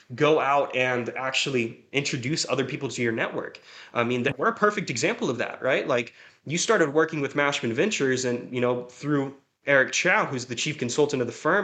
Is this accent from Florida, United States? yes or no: yes; Jacksonville, Florida, United States; moved away; also born or lived in Bakersfield, California; I'm originally from Jacksonville, Florida